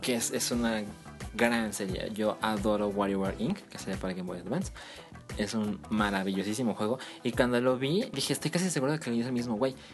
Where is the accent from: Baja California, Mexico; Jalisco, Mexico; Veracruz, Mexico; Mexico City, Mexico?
Jalisco, Mexico; Guadalajara; moved away; los dos somos de Guadalajara